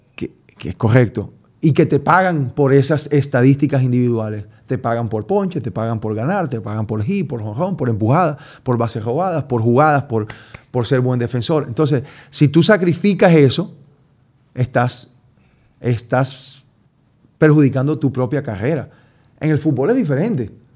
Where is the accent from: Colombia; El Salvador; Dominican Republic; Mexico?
Colombia; yo soy colombiano